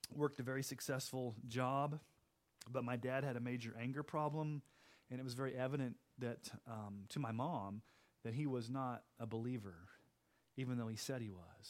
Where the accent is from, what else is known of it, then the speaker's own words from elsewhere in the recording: Texas, United States; also born or lived in Kansas City, Missouri; growing up in Texas